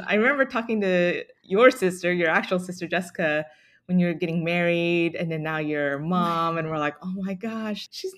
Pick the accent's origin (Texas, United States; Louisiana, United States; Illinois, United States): Texas, United States; Dallas; also born or lived in Austin; Yeah, so I grew up in Dallas, went to school in Austin.